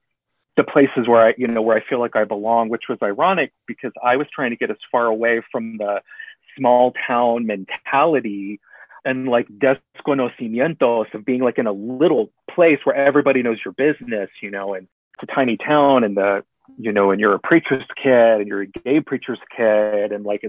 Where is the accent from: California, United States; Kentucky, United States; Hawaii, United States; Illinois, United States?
Kentucky, United States; born there; also born or lived in Texas, United States; Born, no. I was born in Kentucky when dad was in seminary, but my dad is a born and raised Texan.